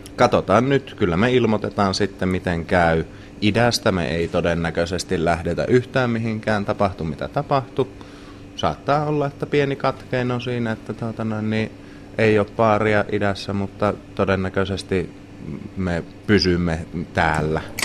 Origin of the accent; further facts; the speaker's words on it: Helsinki, Uusimaa, Finland; also born or lived in Vuosaari, Helsinki; Alun perin olen täältä kotoisin tuosta vartiokylästä, mutta nyt asun tuossa Vuosaaren Aurinkolahden puolella